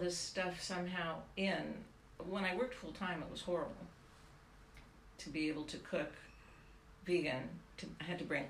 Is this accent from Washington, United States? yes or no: yes; Seattle, Washington, United States; moved away as an adult; now in Los Angeles, United States; Well, actually, I'm from Seattle.